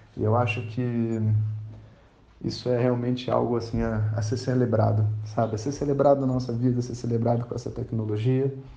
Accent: Brazil; somos brasileiros

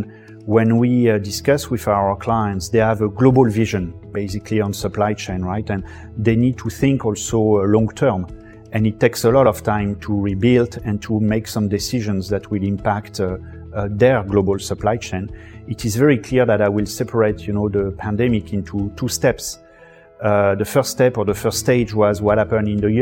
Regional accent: France; moved away as an adult; now in Shanghai, China; I come from France. I've been in China and Shanghai, especially

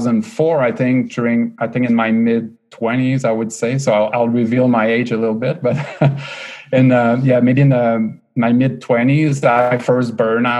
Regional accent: Quebec City, Quebec, Canada; accent: French-Canadian; first language French; English is a second language; moved away as an adult; also born or lived in Montreal / Boston; now in Bay Area, United States; I was born and raised in Quebec City in Canada. So French Canadian.

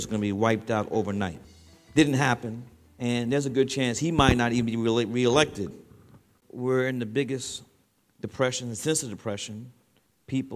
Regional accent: New York City, New York, United States; Growing up in Brooklyn, New York

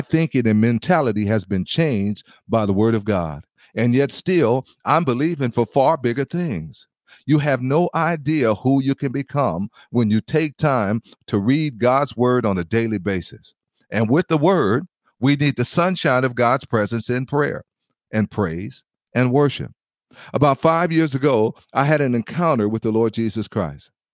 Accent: Los Angeles, California, United States; I grew up in Compton and, and Watson, Los Angeles

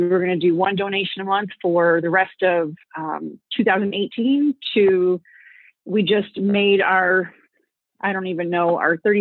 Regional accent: Connecticut, United States; moved away as an adult; We're both from Connecticut. And when we were in high school

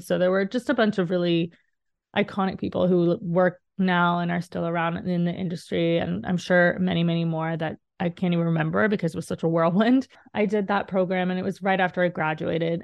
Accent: Dallas, Texas, United States; moved away as an adult; also born or lived in Indiana; I'm from Dallas, Texas

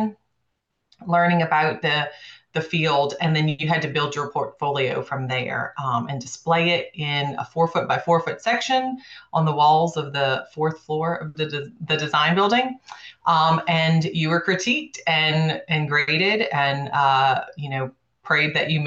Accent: New Orleans, Louisiana, United States; also born or lived in Houston; Being born and raised in New Orleans

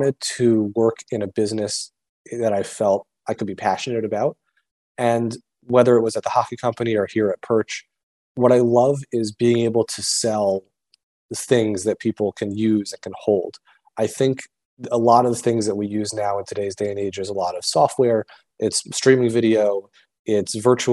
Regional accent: Connecticut, United States; moved away as an adult; also born or lived in Richmond, Virginia; now in Boston, United States; So I grew up in Connecticut, and I grew up on the New York side of Connecticut

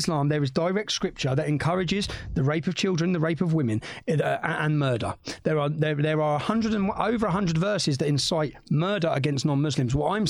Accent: Luton, East of England, United Kingdom; I just take my hometown. When I was born in 1982, we had one mosque. We now have 35.

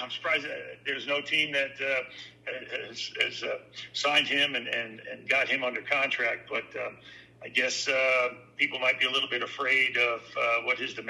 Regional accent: Long Island, New York, United States; I grew up right there on Long Island

